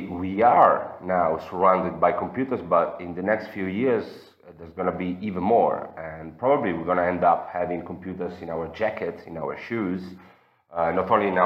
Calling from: Florence, Tuscany, Italy; I'm calling from Florence.

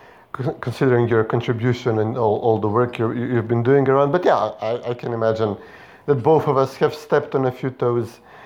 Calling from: Skopje, North Macedonia; I'm calling in from the Casablanca of the Balkans, Skopje, Macedonia.

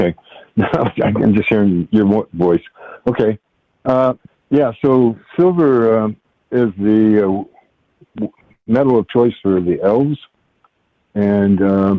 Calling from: Washington, United States; I'm calling from Washington State.

